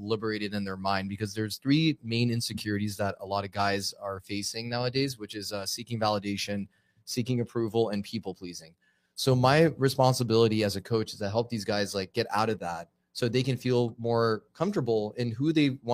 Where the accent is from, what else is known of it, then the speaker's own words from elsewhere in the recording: Los Angeles, California, United States; now in Arizona, United States; I'm born and raised in Los Angeles